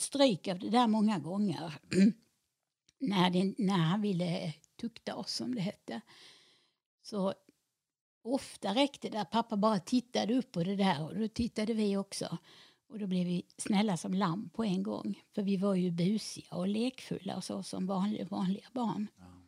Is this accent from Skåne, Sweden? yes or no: yes; Helsingborg, Skåne, Sweden; jag är född och uppvuxen i Helsingborg